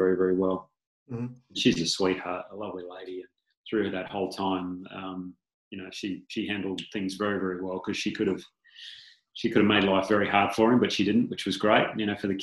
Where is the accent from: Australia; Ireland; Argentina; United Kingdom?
Australia; being an Aussie